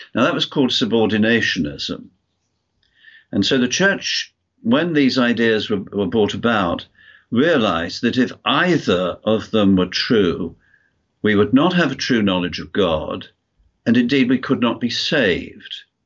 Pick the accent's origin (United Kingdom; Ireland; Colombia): United Kingdom; moved away as an adult; also born or lived in United States; now in Wales, United Kingdom; lived in the USA for 28 years, which I'm sure you can tell by my accent. I'm, although I'm from the UK